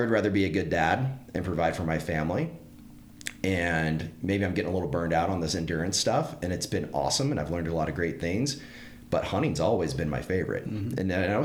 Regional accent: Northeast Texas, United States; as a kid growing up in Northeast Texas

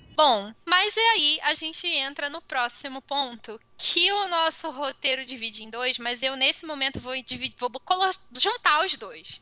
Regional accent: Brazil

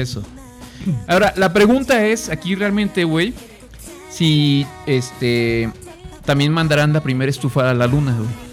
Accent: Guanajuato, Mexico; estamos acá de regreso en, nuestro ranchito, pues aquí en, el, en el Guanajuato querido, ¿no? En el terruño

